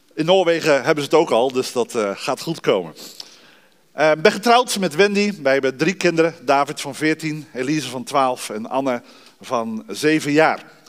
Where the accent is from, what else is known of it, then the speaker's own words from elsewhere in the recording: Dordrecht, South Holland, Netherlands; moved away as an adult; also born or lived in Rotterdam / Arnhem; now in Hoogeveen, Netherlands; Ik ben geboren en getogen in de stad van de Reformatie, Dordrecht